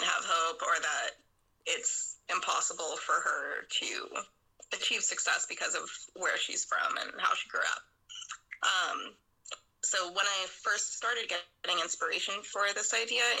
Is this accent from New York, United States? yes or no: no; Pittsburgh, Pennsylvania, United States; moved away as an adult; now in San Francisco, United States; I live in San Francisco. I've been here for about 10 years, but I'm originally from Pittsburgh, Pennsylvania on the East Coast.